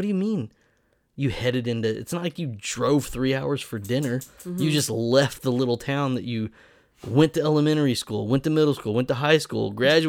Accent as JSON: {"language": "English", "town": "Broken Arrow", "region": "Oklahoma", "country": "United States", "tie": "born or raised there", "lives_now": "Jenks, United States", "said": "I grew up in Broken Arrow, and I live in Jinx now."}